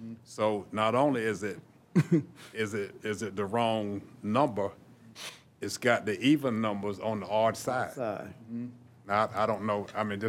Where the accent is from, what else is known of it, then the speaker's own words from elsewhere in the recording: United States; I was born and raised on Rebecca Street